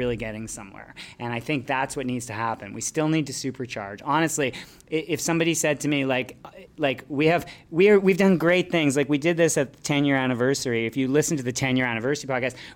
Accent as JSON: {"language": "English", "country": "Canada", "tie": "born or raised there", "also_born_or_lived": "New Zealand", "moved": "as an adult", "said": "I'm a Canadian by birth, but I was in New Zealand for 10 years"}